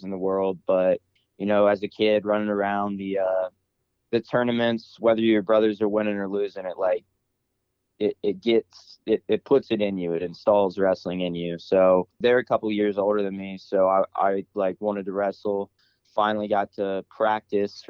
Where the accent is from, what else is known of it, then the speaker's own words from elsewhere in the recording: Columbus, Ohio, United States; Growing up in Columbus, wrestling's everywhere